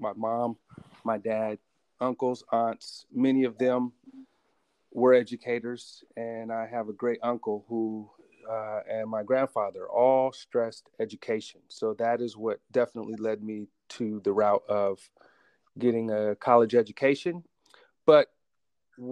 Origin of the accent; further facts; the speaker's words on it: Oakland, California, United States; also born or lived in Berkeley, California / San Francisco, California; I grew up in Oakland, Berkeley, San Francisco